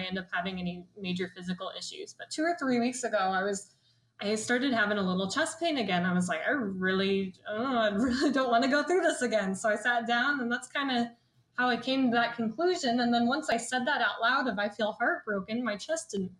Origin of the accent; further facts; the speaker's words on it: the Midwest, Iowa, United States; I'm from the Midwest, and Midwestern is very traditional.